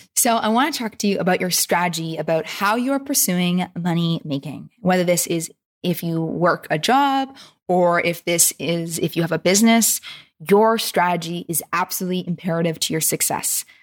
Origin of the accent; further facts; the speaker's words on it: Vancouver, British Columbia, Canada; my hometown peeps.